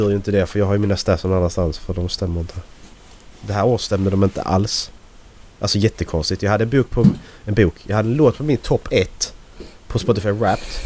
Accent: Sweden; Jag är så svensk man kan bli.

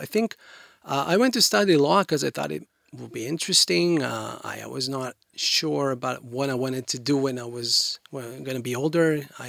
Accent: Haifa, Haifa District, Israel; born there; I was born in Haifa, quite a large city, northern than here, than Tel Aviv.

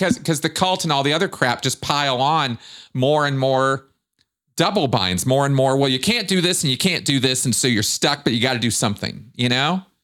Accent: United States; growing up in Pasadena, Michigan during the mission holder blow up

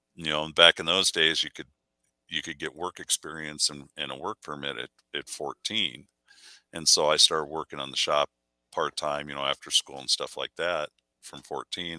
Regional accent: Burbank, California, United States; moved away; I grew up shooting in the Southwest Pistol League down in um, Southern California area because that's where we're from originally, Burbank

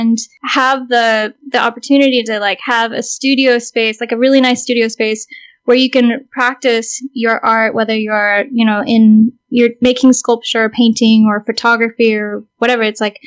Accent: South Bay, California, United States; I grew up in the South Bay, which is where Vanya is from

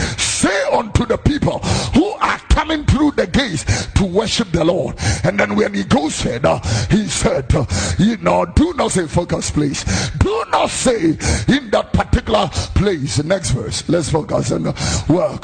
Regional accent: Accra, Greater Accra, Ghana; also born or lived in Abeka, Accra; I am a Zongo boy, don't forget that. I was born in Abeka. I grew up in Fadama

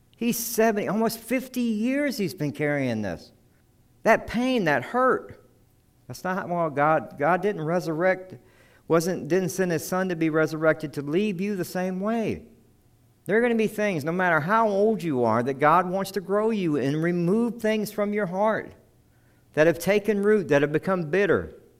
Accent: South Carolina, United States; I'm from South Carolina

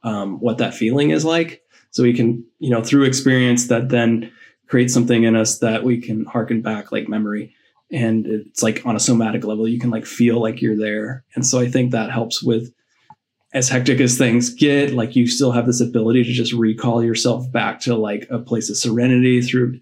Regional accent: Colorado, United States; I grew up in Colorado, so I was always like steeped in nature

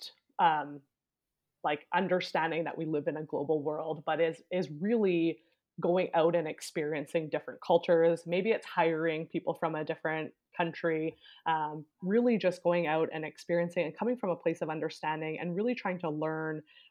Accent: Canada; there was not a ton of diversity where I grew up in Canada

